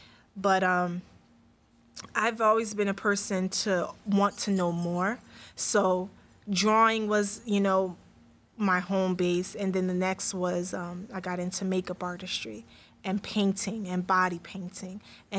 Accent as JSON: {"language": "English", "region": "New York", "country": "United States", "tie": "born or raised there", "said": "So, when I was raised in New York, but I went to New Jersey to be with my family, and that's where I was at getting my schooling and everything and stuff like that."}